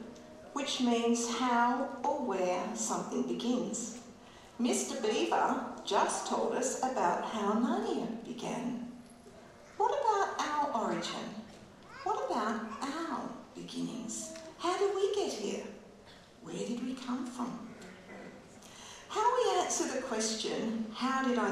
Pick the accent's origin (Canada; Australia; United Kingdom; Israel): Australia; Geraldton, Western Australia; also born or lived in Wycheproof, Victoria / the wheat belt, Western Australia; when I was 3 years old, I moved from Victoria to a farm near Geraldton